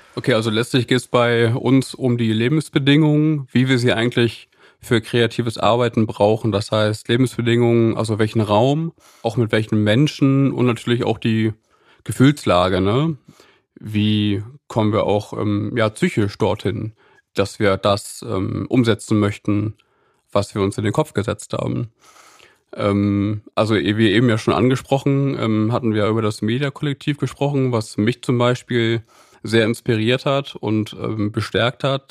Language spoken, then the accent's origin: German; Lüneburg, Lower Saxony, Germany; moved away as an adult; now in Cologne, Germany; ich bin gebürtiger Lüneburger. Ich wohne seit zwölf Jahren mittlerweile in Köln